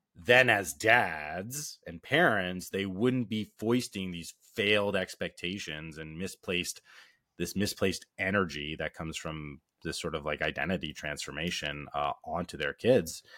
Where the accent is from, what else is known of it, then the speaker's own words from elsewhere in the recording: Canada; being Canadian